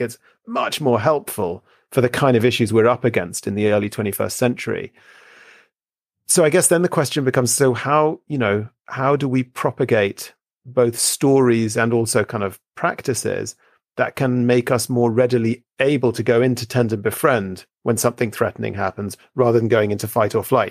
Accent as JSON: {"language": "English", "country": "United Kingdom", "tie": "born or raised there", "said": "I grew up here in Britain"}